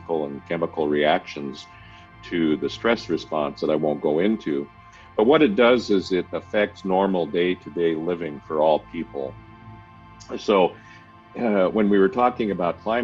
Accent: Alaska, United States; moved away; also born or lived in Seattle, Washington; So I was born in Alaska

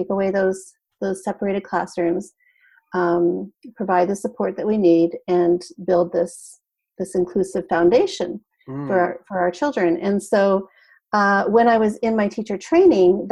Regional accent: Canada; moved away as an adult; also born or lived in British Columbia; now in California, United States; I'm Canadian and I'm originally from Canada. So even though I live here in California, I lived in Canada for the first 30 odd years of my life

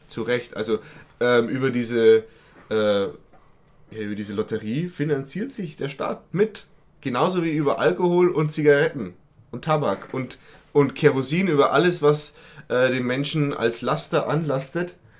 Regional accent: Berching, Bavaria, Germany; da wo ich herkomme aus Berching

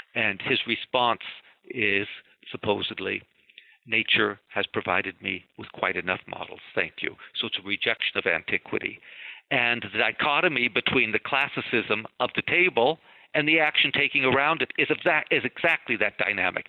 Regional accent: California, United States; now in East Coast, United States; a Californian who has now lived on the East Coast for 45 years, and I still think of myself as a Californian

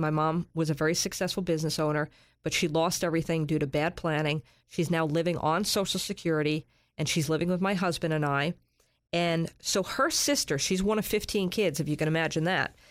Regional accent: New York, United States; moved away as an adult; now in Sarasota, United States; I'm from New York

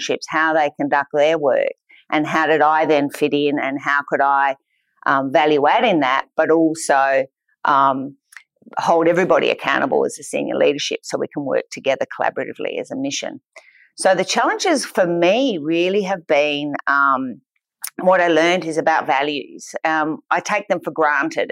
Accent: Australia; I am an Australian

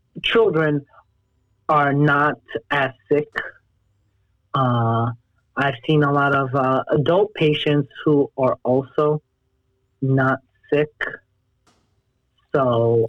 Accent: Jersey City, New Jersey, United States; moved away as an adult; also born or lived in New York / Los Angeles; So I was born and raised in Jersey City, New Jersey

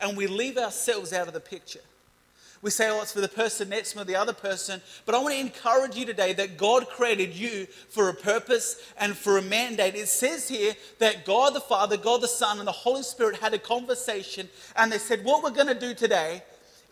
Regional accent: Adelaide, South Australia, Australia; I'm from Seaford in Adelaide

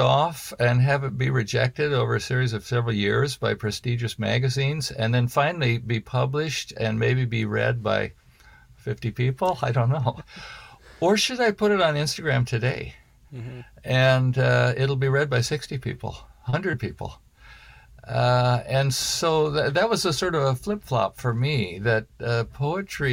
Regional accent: Portland, United States; Portland, and, you know, my hometown.

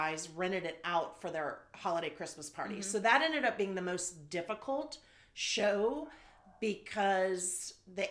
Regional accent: the South, United States; now in Los Angeles, United States; growing up in the South

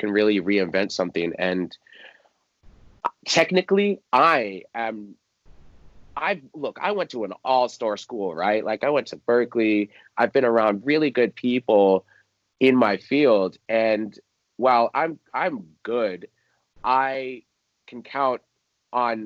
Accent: just outside of DC, Maryland, United States; I grew up in just outside of DC. So Maryland, DC area

